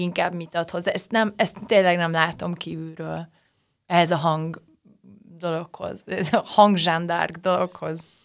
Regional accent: Nyíregyháza, Szabolcs-Szatmár-Bereg, Hungary; moved away; nyíregyházán születtem

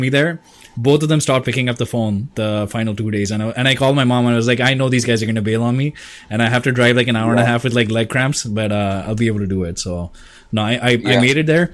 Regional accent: India; I'm Indian, so we don't waste food

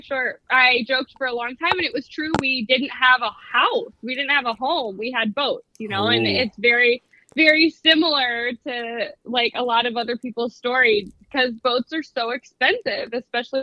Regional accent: Juneau, Alaska, United States; I grew up on Shelter Island just outside of Juneau

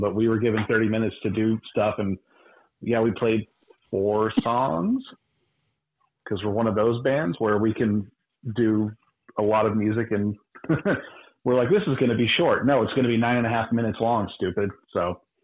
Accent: Texas, United States; I'm from Texas

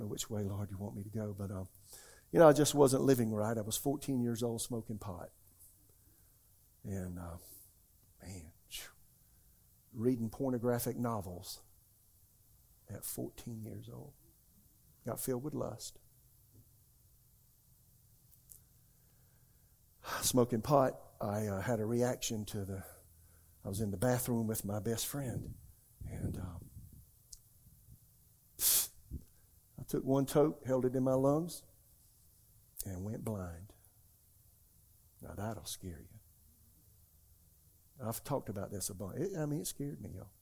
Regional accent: South Carolina, United States; now in Raleigh, United States; I'm from South Carolina

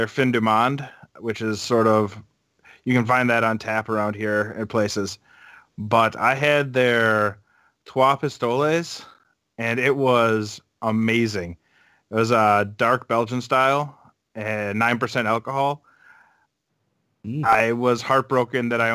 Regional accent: Hartford, Wisconsin, United States; also born or lived in Madison, Wisconsin; I grew up about 35 minutes north of Milwaukee

